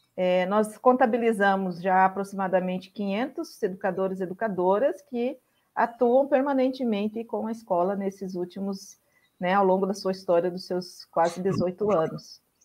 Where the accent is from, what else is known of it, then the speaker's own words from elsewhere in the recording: Mato Grosso, Brazil; moved away as an adult; also born or lived in Goiás; Eu sou originária do Mato Grosso, iniciei minha militância no MST lá no Mato Grosso. A minha família mora toda no Mato Grosso